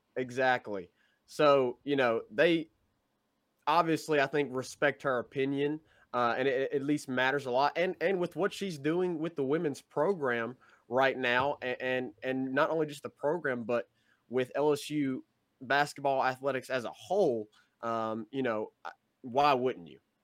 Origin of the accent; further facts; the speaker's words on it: Memphis, Tennessee, United States; we are from the Memphis area